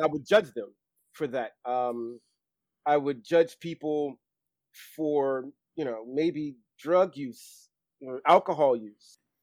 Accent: Baltimore, Maryland, United States; I knew fashion was something big growing up in Baltimore

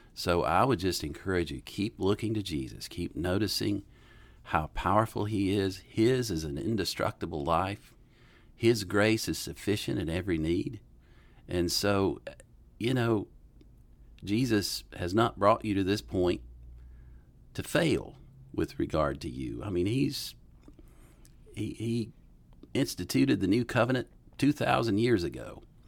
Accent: Western North Carolina, United States; moved away as an adult; also born or lived in Jackson, Mississippi; now in Bonita Springs, United States; I grew up in Western North Carolina

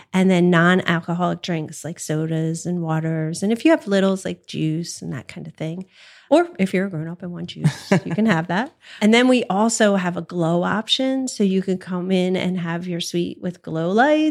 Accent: New Jersey, United States; also born or lived in Collingswood, New Jersey; I'm from South Jersey

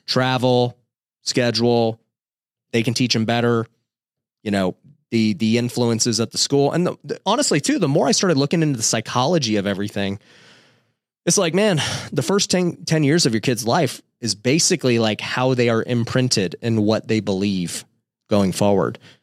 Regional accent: Las Vegas, Nevada, United States; my wife and I were both we grew up in Vegas

